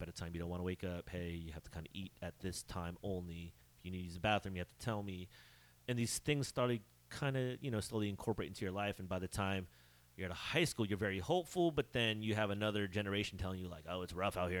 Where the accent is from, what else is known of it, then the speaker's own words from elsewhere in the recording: Bay Area, California, United States; I grew up in the Bay Area